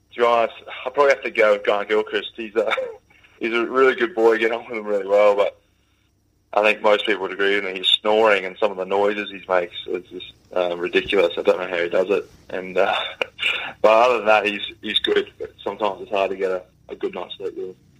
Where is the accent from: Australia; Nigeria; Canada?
Australia; growing up in Australia